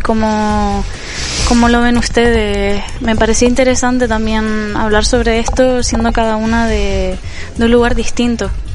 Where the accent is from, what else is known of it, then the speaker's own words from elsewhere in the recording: Canary Islands, Spain; moved away; yo al ser canario